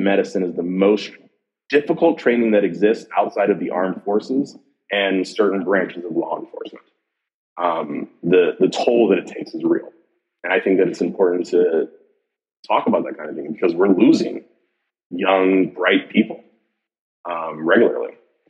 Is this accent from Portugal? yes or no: no; Jamaica; Again, I'm Jamaican, so we work a lot.